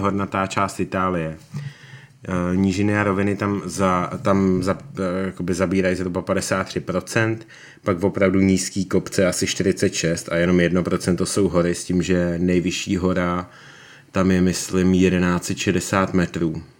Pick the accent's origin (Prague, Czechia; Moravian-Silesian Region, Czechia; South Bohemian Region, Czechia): Prague, Czechia; Já jsem Pražák